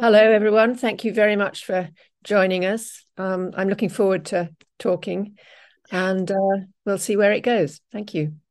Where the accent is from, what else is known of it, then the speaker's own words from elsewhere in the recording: England, United Kingdom; moved away as an adult; I'm English